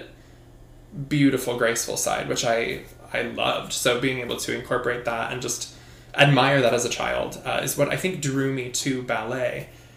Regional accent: Boise, Idaho, United States; moved away as an adult; also born or lived in Utah / Los Angeles / New York; I'm from Boise. I grew up dancing there through high school

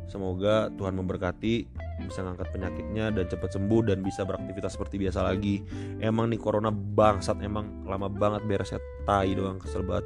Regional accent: Cilegon, Banten, Indonesia; jadi gue kecil itu gue lahir di Cilegon. Gue lahir di Cilegon sampai SMP gue punya banyak temen berbagai macam ras ya suku dan beda agama juga gitu.

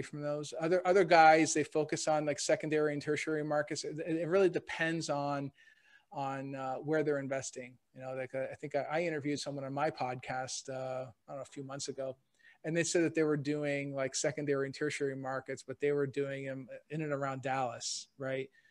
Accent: Canada; now in Cleveland, United States; I was actually born and raised in Canada

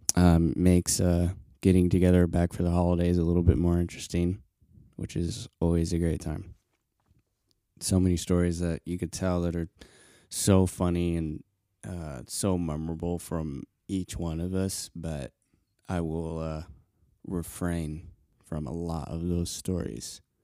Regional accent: Colorado, United States; I grew up in Colorado

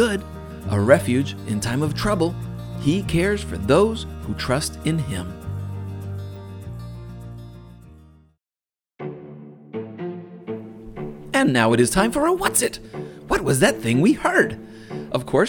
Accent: Massachusetts, United States; Growing up in Massachusetts

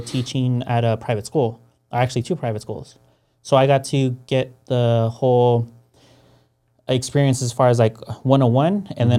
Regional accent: Mexico; now in United States; me and my sister, because we're coming in from Mexico, they understood that our lives were going to be a little bit harder.

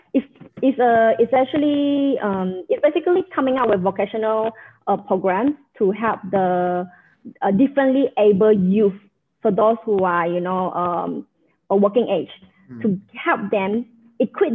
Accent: Malaysia; also born or lived in Johor, Malaysia / Penang, Malaysia; now in Brunei; I grew up in Malaysia

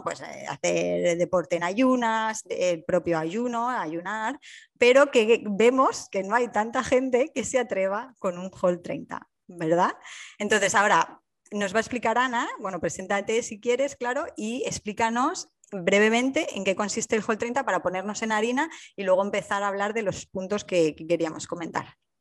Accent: Alicante, Valencian Community, Spain; moved away as an adult; now in Hamburg, Germany; yo soy alicantina y vivo en Hamburgo

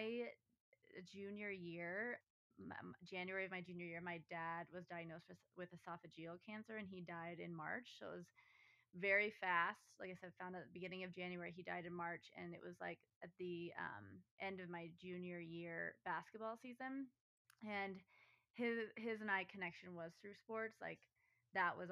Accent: Manitou Springs, Colorado, United States; now in Denver, United States; I grew up in Manitou Springs, Colorado

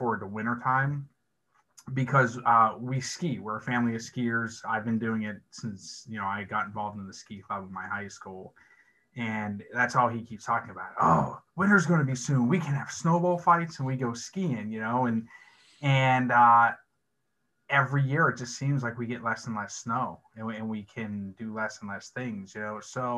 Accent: Pittsburgh, Pennsylvania, United States; I grew up in Pittsburgh

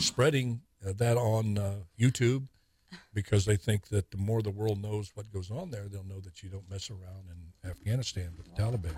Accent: Tulare, California, United States; I grew up out in Tulare

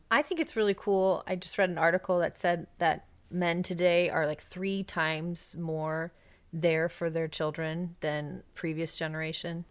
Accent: United States; an American

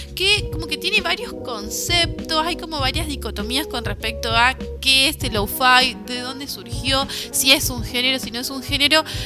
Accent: Formosa, Argentina; now in Córdoba, Argentina; somos de Formosa

